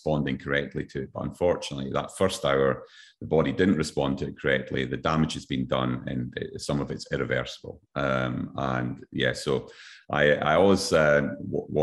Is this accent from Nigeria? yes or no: no; Scotland, United Kingdom; now in Queensland, Australia; my home country, Scotland